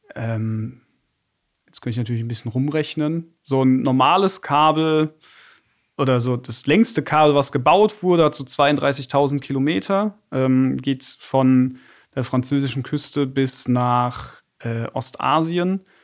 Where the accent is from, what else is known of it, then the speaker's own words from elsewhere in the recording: Bad Dürkheim, Rhineland-Palatinate, Germany; now in Frankfurt, Germany; Bad Dürkheim, meine Heimatstadt